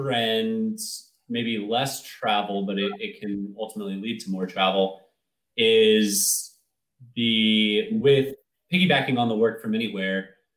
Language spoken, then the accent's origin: English; United States; as an American